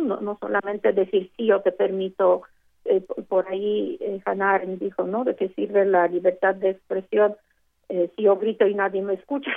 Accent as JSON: {"language": "Spanish", "country": "Mexico", "said": "somos mexicanos"}